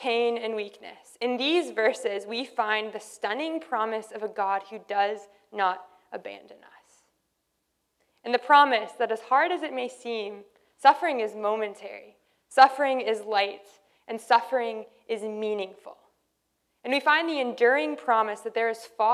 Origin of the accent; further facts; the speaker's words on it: Canada; we're Canadian